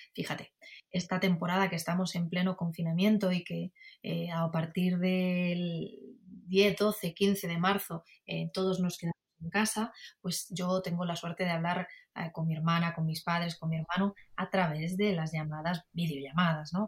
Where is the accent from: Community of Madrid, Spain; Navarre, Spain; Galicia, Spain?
Community of Madrid, Spain; Madrid; yo soy madrileña, soy española